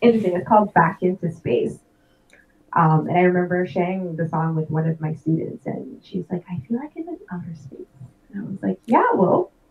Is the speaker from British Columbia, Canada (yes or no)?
no; Toronto, Ontario, Canada; I was born at Toronto General Hospital. I spent 2 years in Toronto. I actually live in the suburbs with my family, but I'm always in Toronto